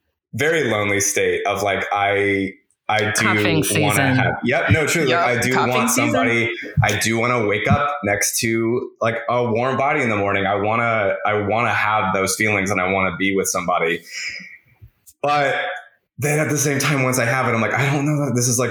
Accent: the Bible Belt, United States; growing up in the Bible Belt

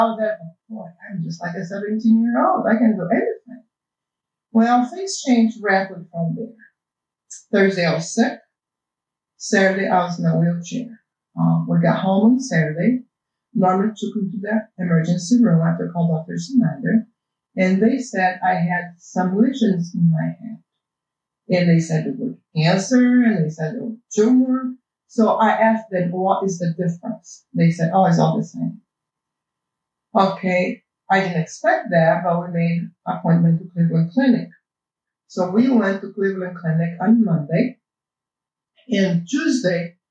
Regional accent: Brazil; English is a second language; moved away; I was born in Brazil, and that's why you guys have to put up with my accent

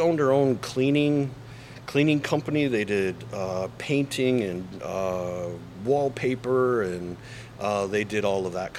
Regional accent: Bay City, Michigan, United States; moved away; also born or lived in Bad Axe, Michigan; I grew up in Bay City.

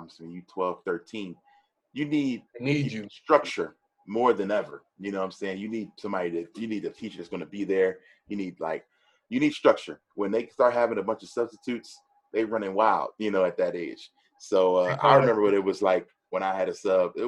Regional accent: East Coast, United States; I'm an East Coast dude. I grew up on the East Coast

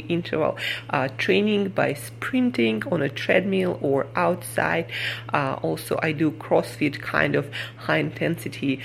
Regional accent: Siberia, Russia; moved away as an adult; now in New York City, United States; Where I come from, Siberia.

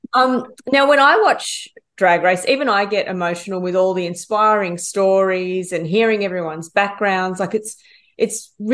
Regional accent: Ballarat, Victoria, Australia; she's from my hometown.

